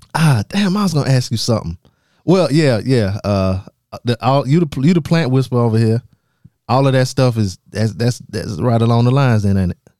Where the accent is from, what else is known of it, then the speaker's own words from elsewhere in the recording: southern South Carolina, United States; I'm from, I'm from South, South Carolina. I'm from the south part of South Carolina